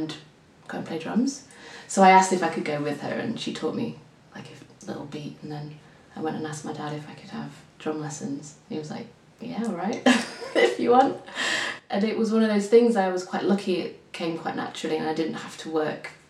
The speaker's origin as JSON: {"language": "English", "region": "Yorkshire and the Humber", "country": "United Kingdom", "tie": "born or raised there", "said": "I'm from Yorkshire, so it was all around sort of the north of England"}